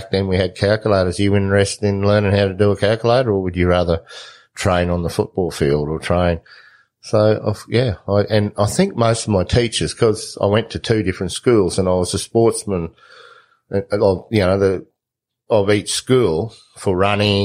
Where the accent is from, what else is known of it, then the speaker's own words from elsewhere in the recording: Surat, Queensland, Australia; moved away; also born or lived in Kimberley, Western Australia; a lot of the kids in my school in Queensland, I was brought up around Surat, Tara